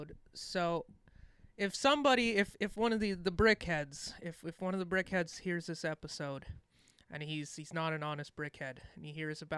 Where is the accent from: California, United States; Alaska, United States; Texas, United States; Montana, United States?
Montana, United States; I'm from Montana